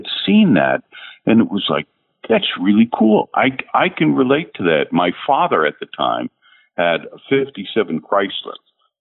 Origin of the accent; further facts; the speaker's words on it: New Jersey, United States; also born or lived in Hollywood, California; we grew up in New Jersey